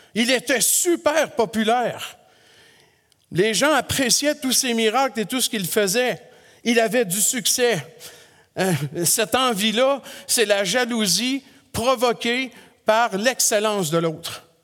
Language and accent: French; Quebec, Canada; chez nous au Québec